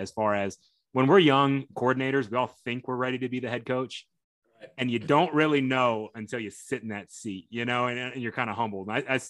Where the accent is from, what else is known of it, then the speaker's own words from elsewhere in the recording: Fort Bend, Texas, United States; I'm from Fort Bend, so kind of from that area.